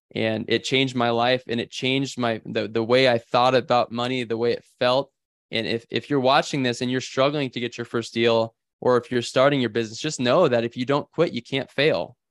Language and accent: English; Bellwood, Nebraska, United States; in Bellwood, Nebraska is where I, I was born and raised